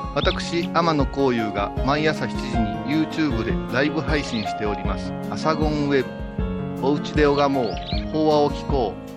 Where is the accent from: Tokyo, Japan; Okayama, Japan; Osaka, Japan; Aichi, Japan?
Okayama, Japan; born or raised there